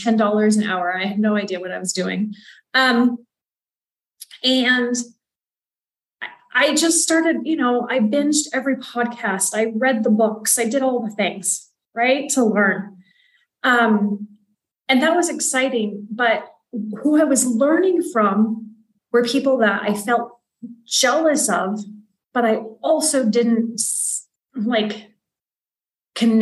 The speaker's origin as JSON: {"language": "English", "region": "Western Kansas", "country": "United States", "tie": "born or raised there", "also_born_or_lived": "Spain / Africa / Europe / Southeast Asia", "moved": "as an adult", "lives_now": "Oaxaca, Mexico", "said": "I am originally from Western Kansas, and I grew up in a place that I never liked"}